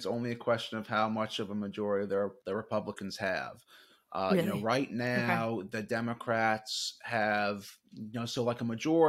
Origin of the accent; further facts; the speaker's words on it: Virginia, United States; You know, watch the state of Virginia. You know, not to be selfish and tout my home state, but you know, we have a few congressional races here